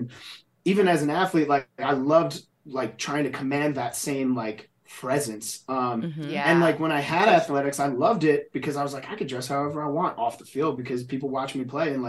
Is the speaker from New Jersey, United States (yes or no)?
yes; New Jersey, United States; growing up in New Jersey, like there's, you know, it's tough, right?